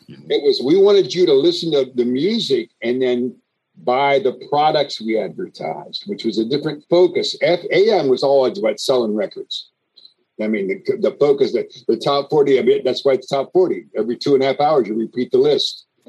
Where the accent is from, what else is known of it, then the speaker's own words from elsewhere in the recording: East Coast, United States; moved away; also born or lived in Bay Area; I grew up on the East Coast uh, uh, primarily